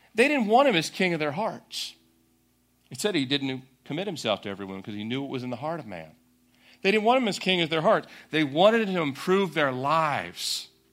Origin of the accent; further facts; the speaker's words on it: Annapolis, Maryland, United States; I was born in Annapolis, Maryland